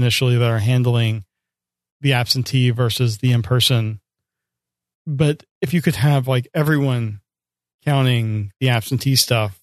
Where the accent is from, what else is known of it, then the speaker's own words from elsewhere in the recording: United States; I'm an American, I'm a voter